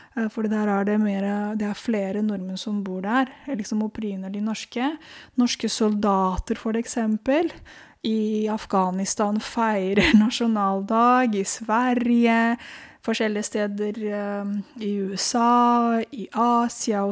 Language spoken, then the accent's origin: Norwegian; Romania; now in Oslo, Norway; jeg er født i Romania